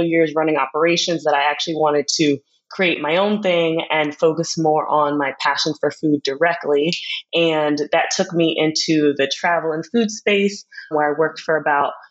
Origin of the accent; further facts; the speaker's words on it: New Jersey, United States; moved away as an adult; also born or lived in Philadelphia / Jamaica; I was born in Philadelphia, but raised and lived most of my life before going away to college in South Jersey